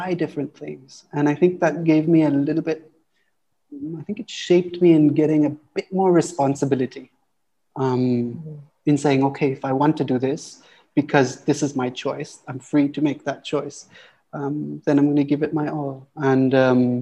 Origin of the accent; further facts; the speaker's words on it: Auroville, Tamil Nadu, India; life growing up in Oroville is wonderful